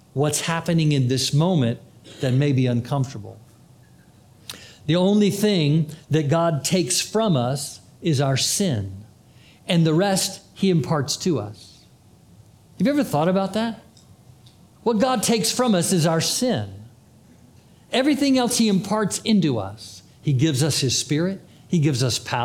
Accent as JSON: {"language": "English", "region": "Florida", "country": "United States", "said": "I'm from Florida"}